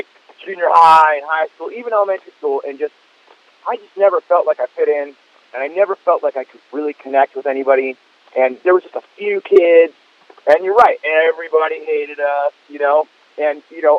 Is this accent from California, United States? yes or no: yes; Fullerton, California, United States; I'd be hanging out in Fullerton, my hometown